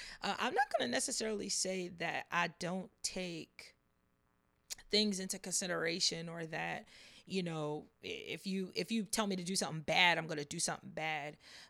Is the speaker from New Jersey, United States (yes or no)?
yes; New Jersey, United States; also born or lived in Las Vegas; But Vegas, I was born in Vegas. We used to live in different parts of New Jersey. And currently, my hometown is in South Jersey. So that's where I reside at now, is in South Jersey.